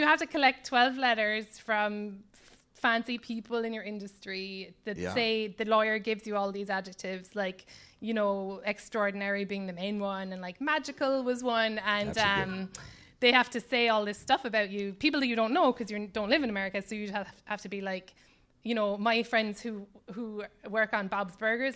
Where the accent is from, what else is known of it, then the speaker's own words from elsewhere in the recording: Cobh, Munster, Ireland; now in United States; I grew up in Cove